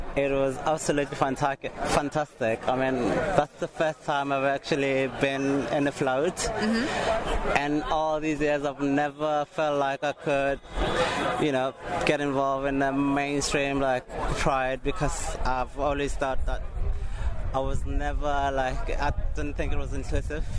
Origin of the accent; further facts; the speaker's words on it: South Africa; now in United Kingdom; I grew up in South Africa